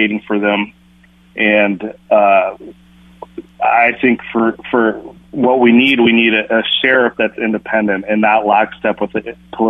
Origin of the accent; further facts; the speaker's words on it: Minneapolis, Minnesota, United States; I grew up in Minneapolis, and that's my base, and that's where my family lives